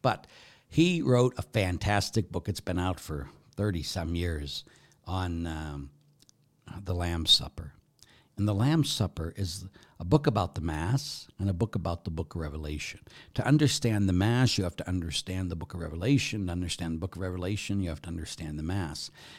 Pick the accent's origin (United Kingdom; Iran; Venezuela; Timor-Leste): United Kingdom; England; I would like to just say that although I am an Englishman, I wasn't there when Thomas Becket was murdered.